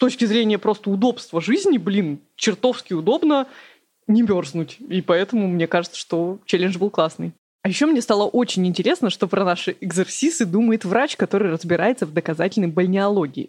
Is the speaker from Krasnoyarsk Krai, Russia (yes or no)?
yes; Krasnoyarsk, Krasnoyarsk Krai, Russia; moved away as an adult; Я же родом из Красноярска, и всю жизнь, все детство до 26 лет там жила.